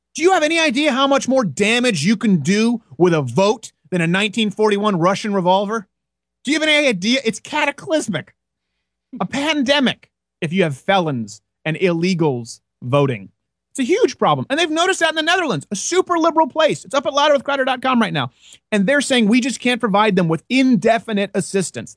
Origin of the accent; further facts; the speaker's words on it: Montreal, Quebec, Canada; moved away; I was raised in Montreal.